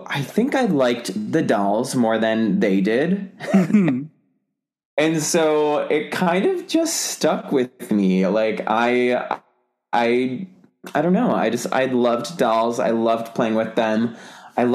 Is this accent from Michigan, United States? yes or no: yes; Michigan, United States; I'm from Michigan